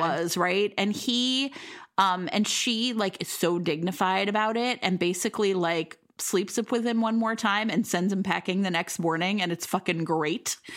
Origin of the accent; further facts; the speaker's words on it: Cleveland, Ohio, United States; now in Chicago, United States; I grew up in Cleveland, Leary, Ohio